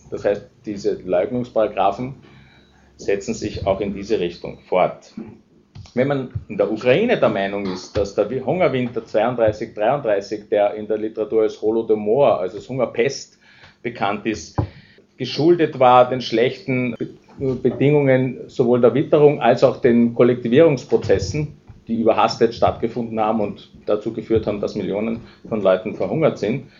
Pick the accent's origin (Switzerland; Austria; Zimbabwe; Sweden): Austria; Als Österreicher